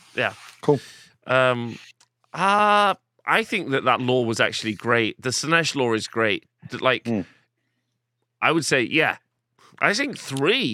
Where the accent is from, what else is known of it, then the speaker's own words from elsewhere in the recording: England, United Kingdom; but I'm English